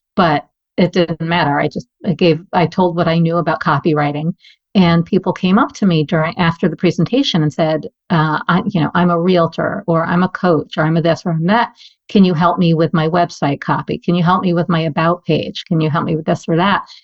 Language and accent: English; New York City, New York, United States; growing up in New York City